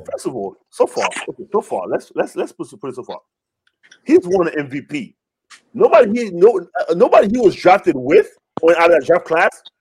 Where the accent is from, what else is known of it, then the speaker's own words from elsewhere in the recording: Canada; I am Canadian.